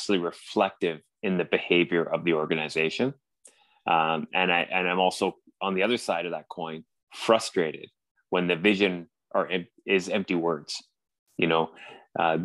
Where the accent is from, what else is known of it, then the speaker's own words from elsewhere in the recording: Canada; accent: strong Canadian; now in Vancouver, Canada; as you can tell by my strong Canadian accent, I'm in Vancouver, British Columbia